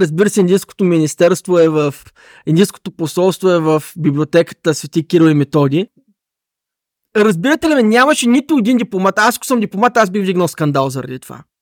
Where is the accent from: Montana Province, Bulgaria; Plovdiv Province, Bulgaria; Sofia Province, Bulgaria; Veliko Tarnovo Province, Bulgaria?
Plovdiv Province, Bulgaria; Asenovgrad; аз съм от Аселнов град, често хода в Пловдив